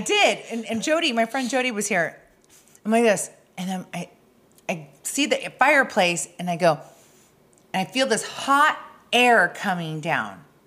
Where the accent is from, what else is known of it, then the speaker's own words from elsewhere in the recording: Arizona, United States; I'm from Arizona